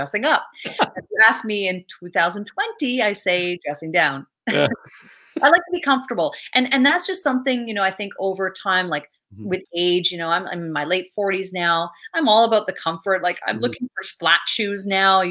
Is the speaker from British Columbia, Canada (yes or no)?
no; Northern Ontario, Canada; I'm from Northern Ontario. I'm from a French Canadian mining town